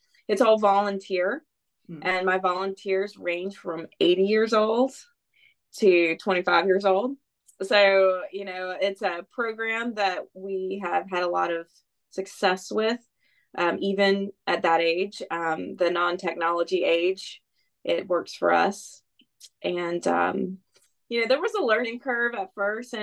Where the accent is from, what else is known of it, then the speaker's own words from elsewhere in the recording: Bluffton, South Carolina, United States; I was raised here on the May River in Bluffton, South Carolina, which is just over the bridge from Hilton Head Island